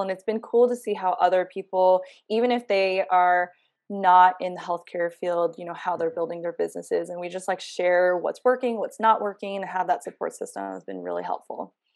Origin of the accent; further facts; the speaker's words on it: New York, United States; moved away as an adult; I'm born and raised in New York